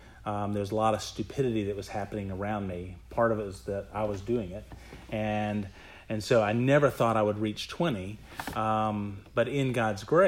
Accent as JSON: {"language": "English", "town": "Virginia Beach", "region": "Virginia", "country": "United States", "tie": "born or raised there", "also_born_or_lived": "Valdosta, Georgia", "moved": "yes", "said": "we ended up moving to Virginia Beach, Virginia when I was about four, and lived there for about 11 years"}